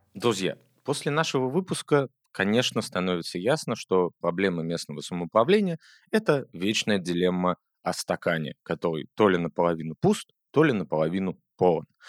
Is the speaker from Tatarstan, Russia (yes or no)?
no; Moscow Oblast, Russia; в одном регионе, который имеет ко мне непосредственное отношение, называется Московская область